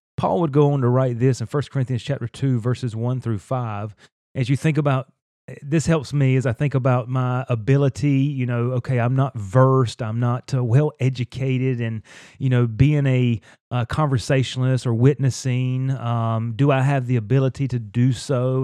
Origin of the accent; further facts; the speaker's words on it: North Carolina, United States; I grew up in North Carolina in the Bible Belt